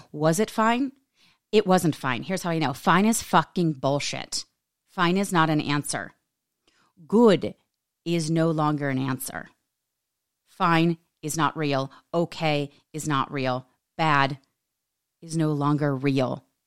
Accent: United States; we are raised in this American society

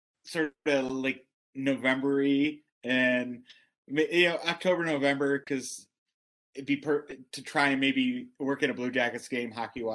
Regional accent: Buffalo, New York, United States; moved away; also born or lived in Columbus, Ohio; I'm being from Buffalo

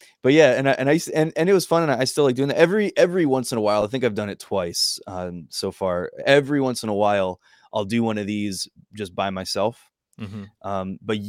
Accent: Hillsborough, New Jersey, United States; I grew up in Hillsboro.

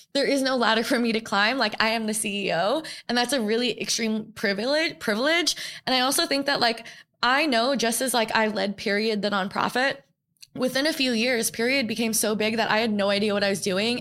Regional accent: New York, United States; I grew up in New York

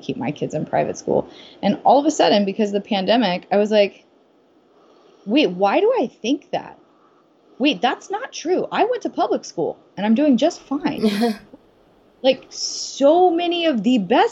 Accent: the South, United States; growing up in the South

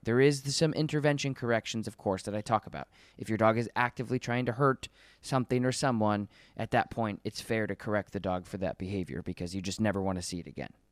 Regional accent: Colorado, United States; moved away; I'm from Col- I was born in Colorado

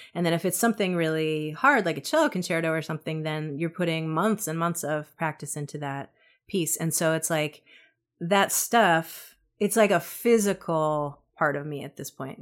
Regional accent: New York City, New York, United States; moved away as an adult; also born or lived in New England; I'm from Brooklyn, and I never wanted to leave Brooklyn

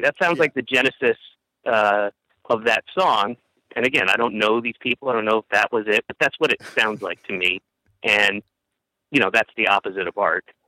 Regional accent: Roswell, Georgia, United States; also born or lived in Atlanta; I moved from Roswell closer into the city when I was uh, 15, and uh, went to the School of the Arts there

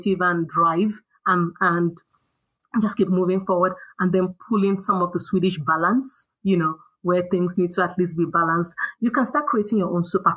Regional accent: Nigeria; also born or lived in United States; now in Stockholm, Sweden; growing up in Nigeria

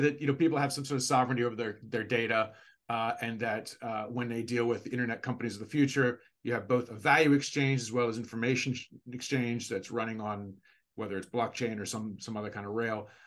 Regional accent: United States; now in Asia; I'm from the United States

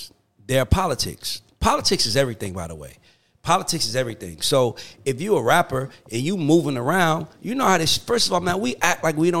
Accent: College Park, United States; moved away; also born or lived in Bronx, New York; I'm from College Park, but I was born in the Bronx.

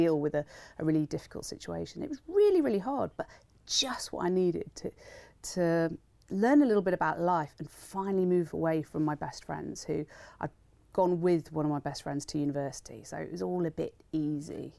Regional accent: Wolverhampton, West Midlands, United Kingdom; growing up in Wolverhampton

